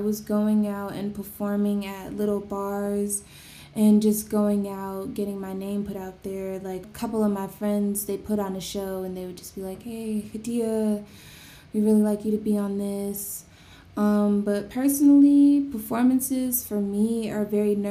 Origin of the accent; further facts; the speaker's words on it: New Jersey, United States; growing up in New Jersey, I'm from New Jersey.